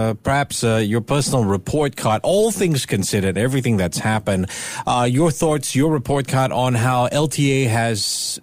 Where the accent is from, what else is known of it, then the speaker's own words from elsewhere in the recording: Singapore; we're Singaporean